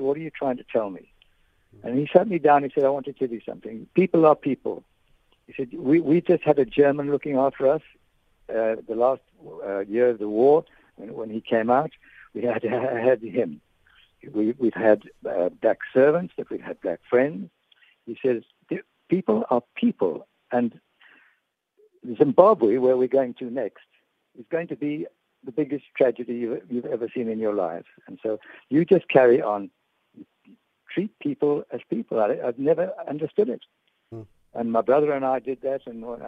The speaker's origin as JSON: {"language": "English", "town": "Manchester", "region": "North West England", "country": "United Kingdom", "tie": "born there", "said": "I was born in Manchester."}